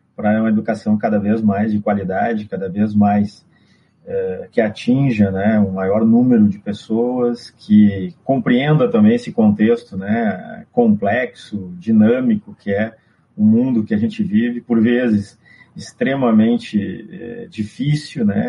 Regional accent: Brazil; Nós nos apresentamos como brasileiros no exterior

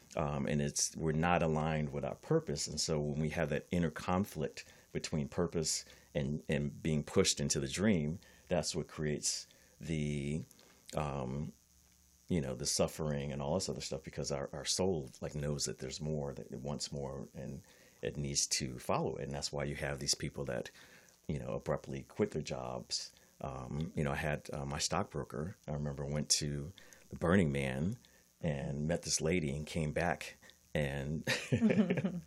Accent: East Coast, United States; also born or lived in Miami; now in California, United States; I'm from the East Coast

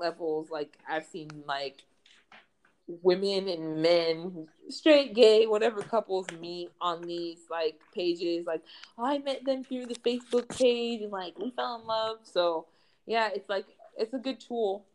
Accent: United States; moved away as an adult; now in Spain; I'm from the U.S.

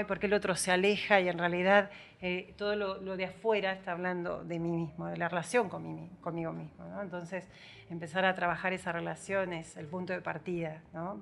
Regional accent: Buenos Aires, Argentina; also born or lived in San Javier; now in Villa Dolores, Argentina; soy de Buenos Aires

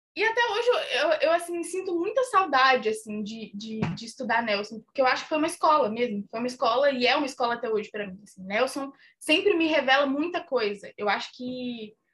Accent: Minas Gerais, Brazil; eu cresci em Minas, numa cidade muito pequena

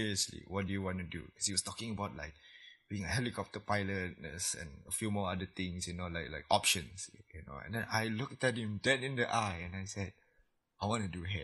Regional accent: Labuan, Malaysia; I'm from Labuan

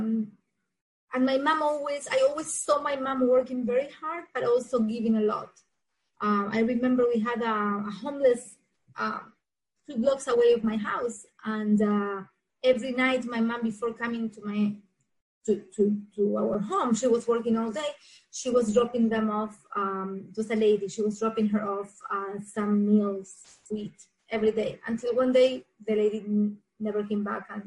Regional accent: Argentina; English is a second language; moved away as an adult; now in South Florida, United States; I am originally from Argentina. I moved to USA, to South Florida, in 2001 after I got married.

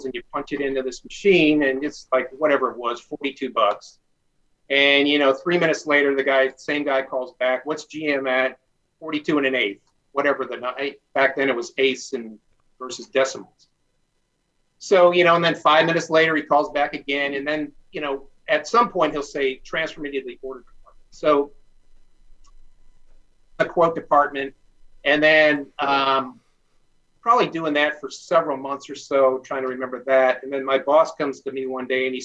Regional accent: Detroit, Michigan, United States; I grew up in the Detroit area

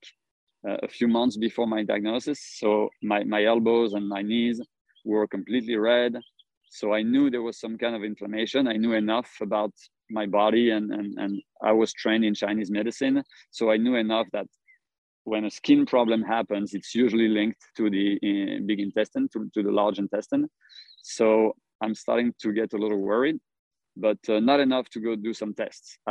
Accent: Paris, Île-de-France, France; moved away as an adult; also born or lived in Singapore; now in South Carolina, United States; I'm from Paris.

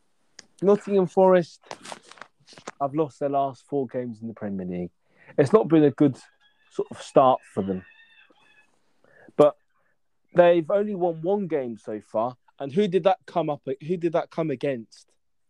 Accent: Ireland; Hello, I'm from Ireland

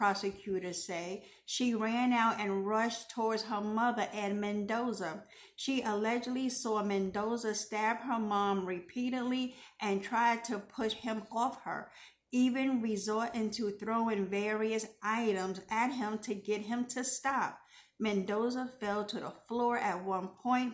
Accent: New York City, New York, United States; my hometown of New York City

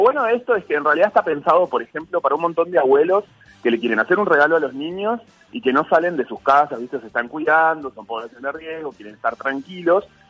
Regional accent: Uruguay; now in Buenos Aires, Argentina; estoy en mi país, está mi familia, mis amigos

